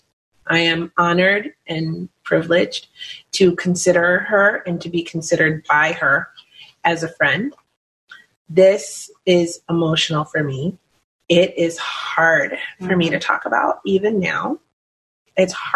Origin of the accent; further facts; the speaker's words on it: Philadelphia, Pennsylvania, United States; moved away; I'm from Philadelphia